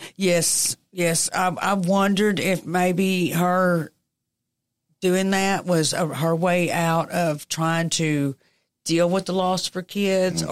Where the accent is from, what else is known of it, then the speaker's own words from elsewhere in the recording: United States; I grew up on College Hill